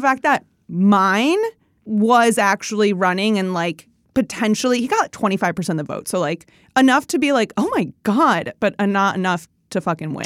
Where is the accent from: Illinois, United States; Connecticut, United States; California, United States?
Illinois, United States; Chicago; also born or lived in Indiana; growing up in the Chicago area, yeah, we play cornhole